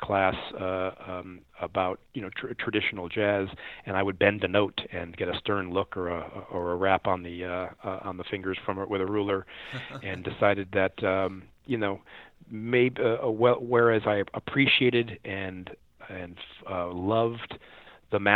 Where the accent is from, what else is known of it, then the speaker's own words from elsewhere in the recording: United States; also born or lived in Chicago, Illinois / St. Louis, Missouri; I grew up in Chicago and in St. Louis